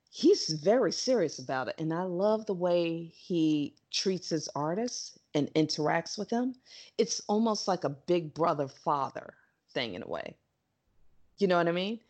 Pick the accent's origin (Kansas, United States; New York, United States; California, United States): New York, United States; I'm a New Yorker